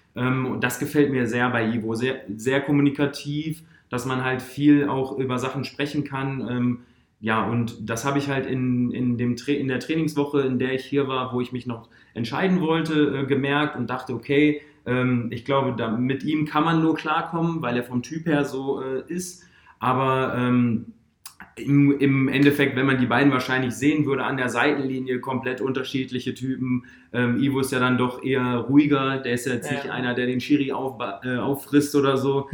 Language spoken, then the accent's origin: German; Duisburg, North Rhine-Westphalia, Germany; moved away as an adult; now in Oldenburg, Germany; ich habe natürlich in Duisburg meine, meine Heimat. Also da bin ich aufgewachsen.